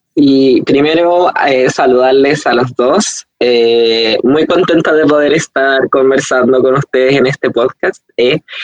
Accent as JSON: {"language": "Spanish", "country": "Chile", "said": "nuestro país"}